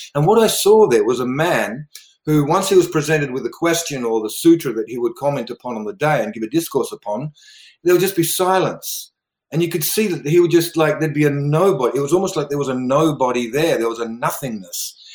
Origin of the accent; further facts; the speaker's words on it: River Murray region of South Australia, Australia; also born or lived in Netherlands; I actually grew up in Australia, uh, in the River Murray region of South Australia.